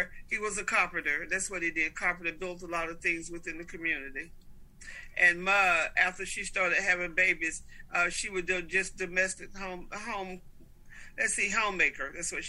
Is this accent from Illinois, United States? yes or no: no; Goldsboro, North Carolina, United States; accent: twang; I was born in Goldsboro, North Carolina.